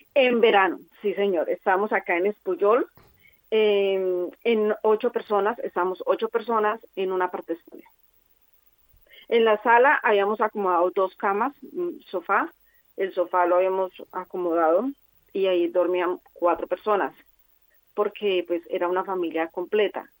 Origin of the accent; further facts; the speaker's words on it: Colombia; moved away as an adult; now in Formentera, Spain; nosotros venimos de Colombia